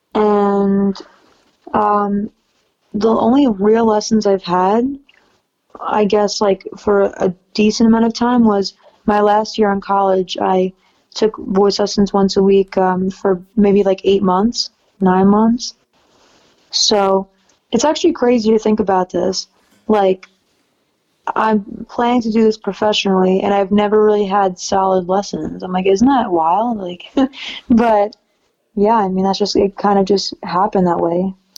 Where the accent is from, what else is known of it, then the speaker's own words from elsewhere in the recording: New York City, New York, United States; I'm from New York City